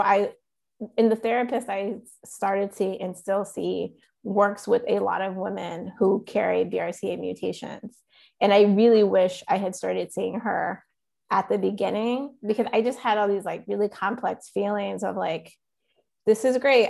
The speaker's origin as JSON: {"language": "English", "town": "Goldsboro", "region": "North Carolina", "country": "United States", "tie": "born or raised there", "also_born_or_lived": "Chapel Hill, North Carolina", "said": "We're from a town called Goldsboro"}